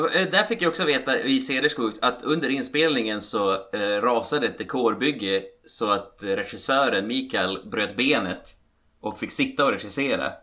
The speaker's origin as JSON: {"language": "Swedish", "region": "Västerbotten County", "country": "Sweden", "said": "Som västerbottning"}